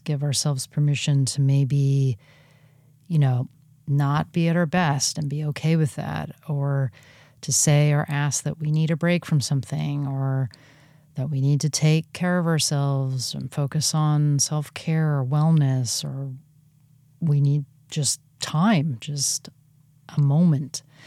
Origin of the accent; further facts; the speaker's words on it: California, United States; moved away as an adult; also born or lived in Oregon; my home state of California